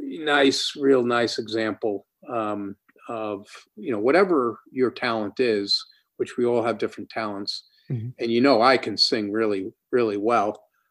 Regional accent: New York, United States; First of all, being a New Yorker, immediately struck me.

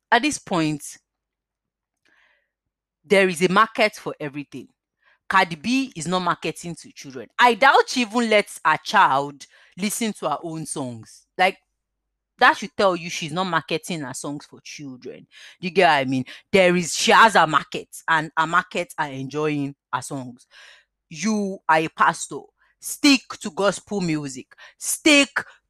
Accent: Nigeria; now in United Kingdom; living in the United Kingdom. I'm a Nigerian

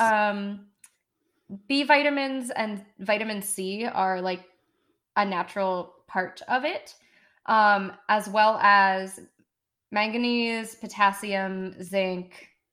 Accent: United States; accent: American; my American accent.

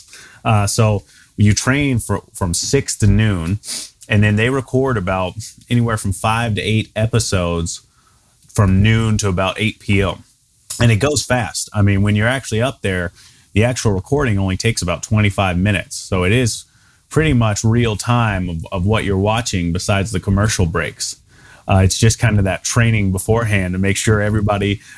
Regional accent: Memphis, Tennessee, United States; moved away as an adult; also born or lived in Germantown, Tennessee / Knoxville, Tennessee / Chattanooga, Tennessee; now in Fort Collins, United States; I'm originally from Tennessee. Grew up in Memphis, went to school in Knoxville

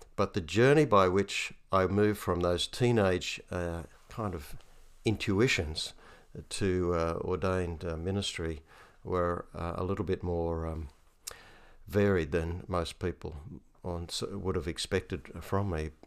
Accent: Hunter Valley, New South Wales, Australia; I'm a cradle Anglican and I grew up in the Hunter Valley

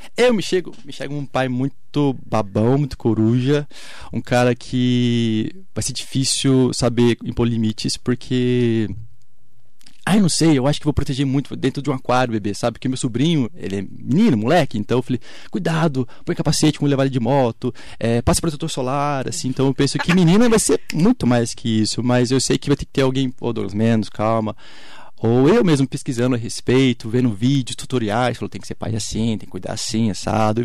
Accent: Brazil; a gente brasileiro

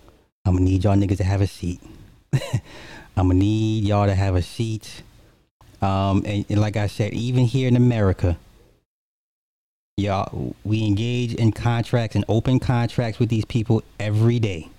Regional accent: Alabama, United States; I'm from Alabama, but I get it.

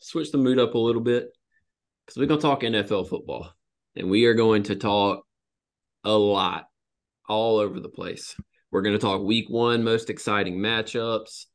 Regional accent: the South, United States; I'm from the South

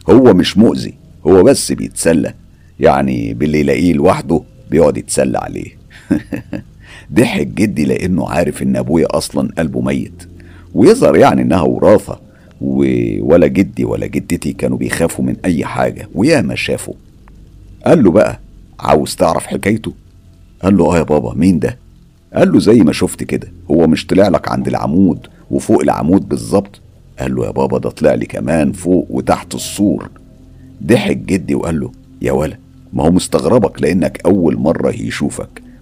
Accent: El Mahalla El Kubra, Gharbia, Egypt; أنا أساسا طفولتي كانت في المحلة الكبرى فكل اللي بتحكيه ده أنا عايش تفاصيله

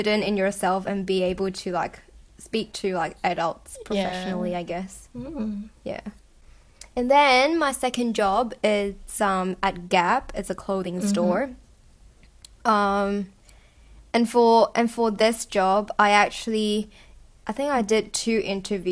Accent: Hong Kong; also born or lived in Australia; growing up in Hong Kong

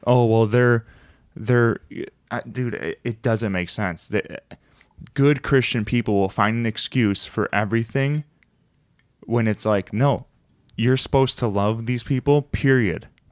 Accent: United States; I'm American

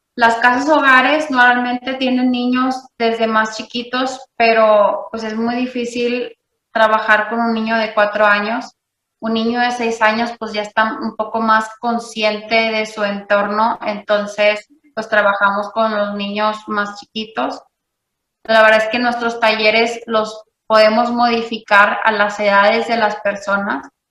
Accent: Monterrey, Nuevo León, Mexico; yo nací, vivo y crecí en Monterrey, Nuevo León

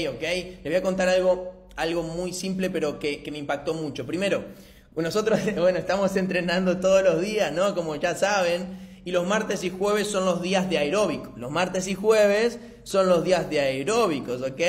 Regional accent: Argentina; soy de Argentina, 26 años

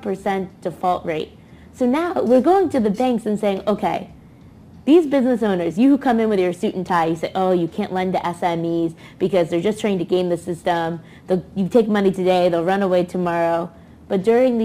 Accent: United States; as an American

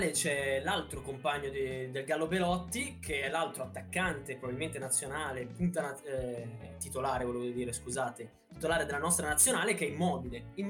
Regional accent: Taranto, Apulia, Italy; Eh, lo spero anche io, diciamo da Tarantino

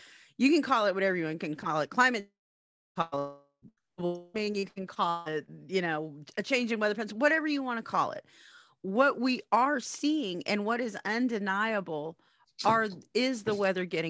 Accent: Oklahoma, United States; I grew up here in Oklahoma

